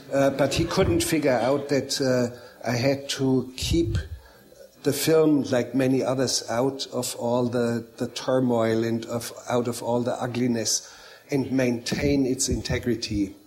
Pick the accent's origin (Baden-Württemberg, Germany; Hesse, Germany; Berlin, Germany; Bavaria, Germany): Bavaria, Germany; Bavarian Alps, Germany; also born or lived in Munich; I grew up in a very inaccessible, very remote mountain valley in the Bavarian Alps. Actually, I was born in Munich